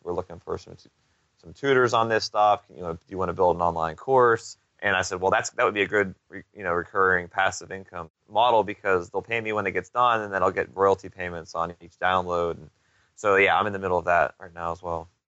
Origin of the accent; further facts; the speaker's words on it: Pittsburgh, Pennsylvania, United States; moved away; I'm originally from Pittsburgh, and I went up there earlier this summer to just kind of see my parents